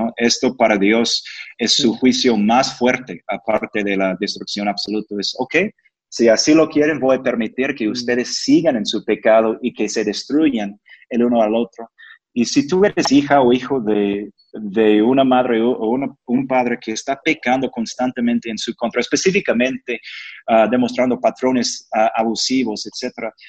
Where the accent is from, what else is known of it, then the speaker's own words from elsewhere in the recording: United States; Spanish is a second language; yo soy gringo